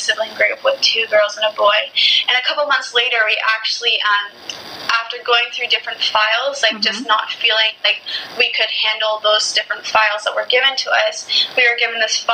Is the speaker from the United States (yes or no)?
no; Canada; my country in Canada